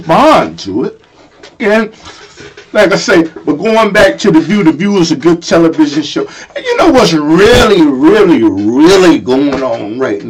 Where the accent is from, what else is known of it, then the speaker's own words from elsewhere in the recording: United States; I'm American